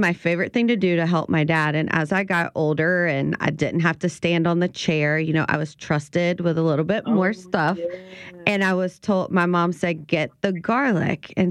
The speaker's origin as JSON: {"language": "English", "area": "Ascension Parish", "region": "South Louisiana", "country": "United States", "tie": "born or raised there", "said": "I grew up in Ascension Parish"}